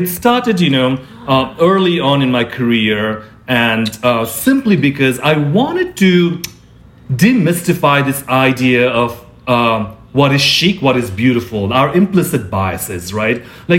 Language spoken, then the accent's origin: English; Nepal; also born or lived in Singapore / India; I was born in Singapore, grew up in Nepal, India, like, and all over the world.